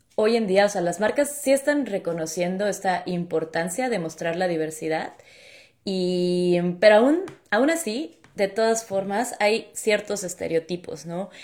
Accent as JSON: {"language": "Spanish", "town": "Hermosillo", "region": "Sonora", "country": "Mexico", "also_born_or_lived": "Mexico City", "moved": "as an adult", "lives_now": "Chicago, United States", "said": "yo soy mexicana, soy del norte de México, de Hermosillo, Sonora, eh, un lugar que no mucha gente conoce, pero del cual somos súper orgullosos"}